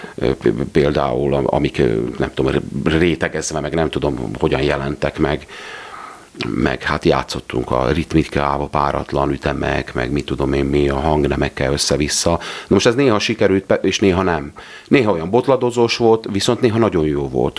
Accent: Dióspatony, Trnava Region, Slovakia; én Diospatonyiból származom

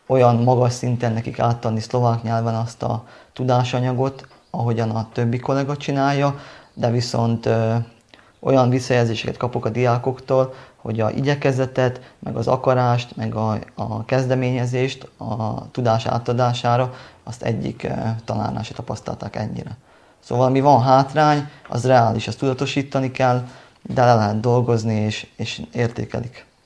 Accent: Hungary; szerintem jelentett hátrányt az, hogy magyar vagyok, de olyan hátrányt jelentett, amit bevállalok, amire én büszke voltam

